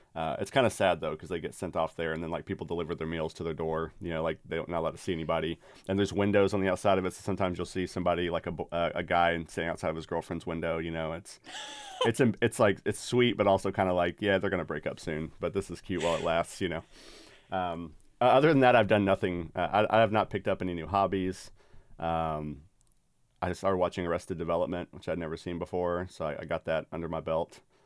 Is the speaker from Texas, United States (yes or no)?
yes; Dallas-Fort Worth, Texas, United States; now in Cedarville, Ohio, United States; the suburb I grew up in, in D F